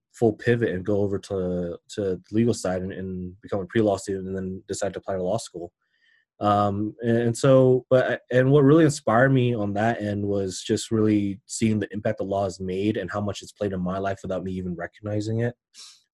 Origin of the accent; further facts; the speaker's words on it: Denver, Colorado, United States; I was born and raised in Denver